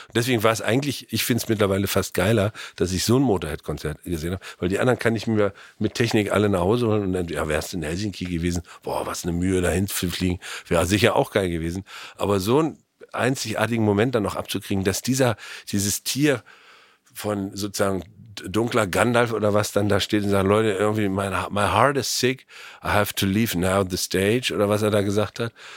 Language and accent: German; Germany; als Deutscher